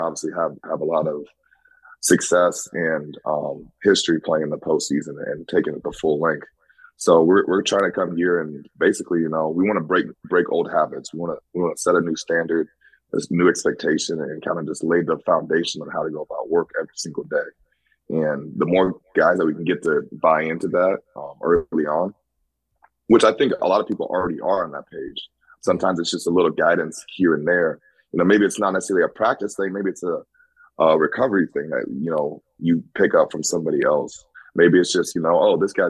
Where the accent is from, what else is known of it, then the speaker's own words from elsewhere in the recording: Des Moines, Iowa, United States; moved away as an adult; also born or lived in Green Bay, Wisconsin; now in New York City, United States; I'm from Iowa, kind of grew up small town, also in the city, Des Moines.